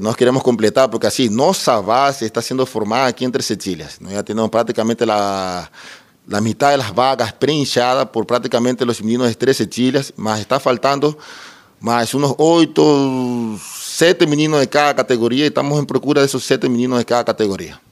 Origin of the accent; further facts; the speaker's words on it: Ecuador; moved away as an adult; now in Treze Tílias, Brazil; sou equatoriano, eu pertencia a todas as categorias do Deportivo Cuenca em Equador. Vim para o Brasil em 2009